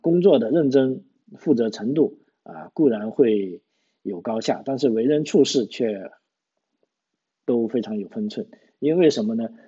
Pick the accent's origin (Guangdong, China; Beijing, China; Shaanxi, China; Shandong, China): Guangdong, China; moved away as an adult; now in Australia; 我们广东人讲普通话